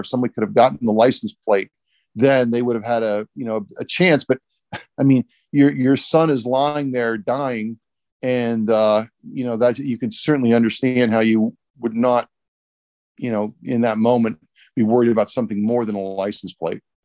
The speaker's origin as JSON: {"language": "English", "town": "Warren", "region": "Ohio", "country": "United States", "tie": "born or raised there", "moved": "as an adult", "lives_now": "Columbus, United States", "said": "my hometown in Warren"}